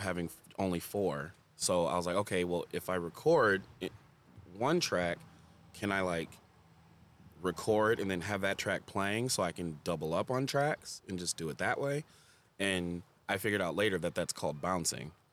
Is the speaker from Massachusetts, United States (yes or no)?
no; Farmington, Michigan, United States; I grew up in Farmington, too